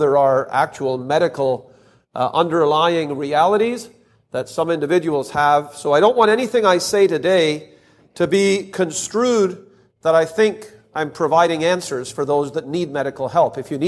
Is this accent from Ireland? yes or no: no; Canada; Now, I'm from Canada, but I don't think we're that much different than the U.S. in this respect.